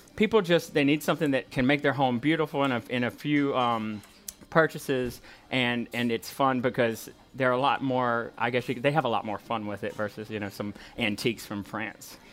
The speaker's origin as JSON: {"language": "English", "town": "Walker", "region": "Louisiana", "country": "United States", "lives_now": "Baton Rouge, United States", "said": "I come from Walker and we're sort of country people, so it's tough to leave family"}